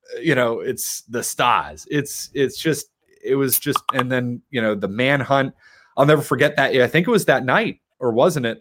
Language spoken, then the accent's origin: English; Boston, Massachusetts, United States; also born or lived in Portland; I'm a Bostonian